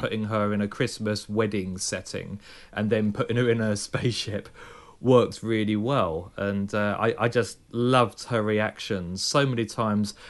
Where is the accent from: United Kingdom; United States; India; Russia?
United Kingdom; I'm British.